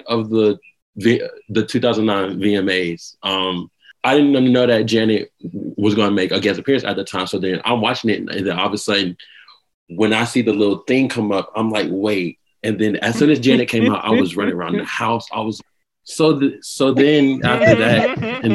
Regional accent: Atlanta, Georgia, United States; I'm 23, and I'm from Atlanta, Georgia

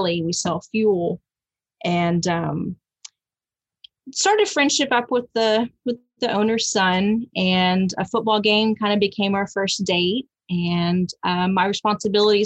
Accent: Fayetteville, Texas, United States; where I grew up in Fayetteville

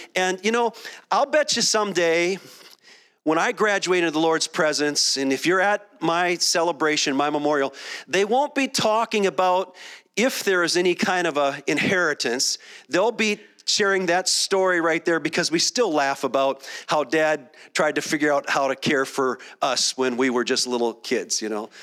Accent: Minneapolis, Minnesota, United States; moved away; also born or lived in Dallas; I spent a decade in Dallas, and I grew up in Minneapolis

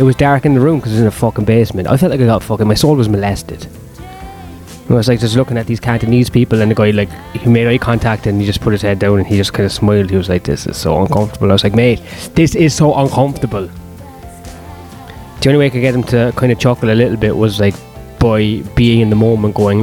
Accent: Ireland; I was born in Ireland

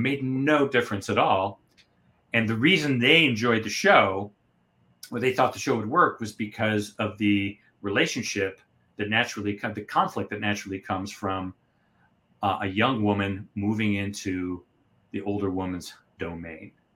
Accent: United States; I'm American

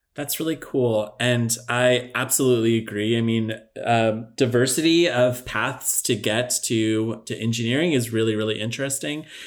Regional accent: Palo Alto, California, United States; I grew up in Palo Alto

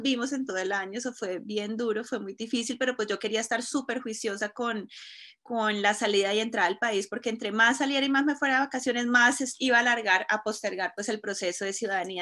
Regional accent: Cúcuta, Norte de Santander, Colombia; moved away as an adult; now in Colorado, United States; colombiana de Cúcuta, de Cúcuta, la frontera con Venezuela. Eh, llegué aquí a los 18 años

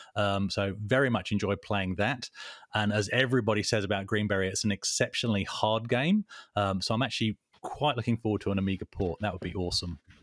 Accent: England, United Kingdom; now in Perth, Australia; I'm English.

